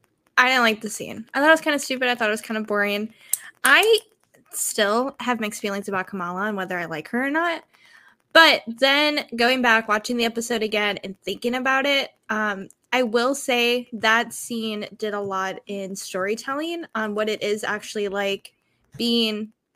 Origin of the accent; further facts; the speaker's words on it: United States; this is my culture, but I'm from the States, and this is also my culture.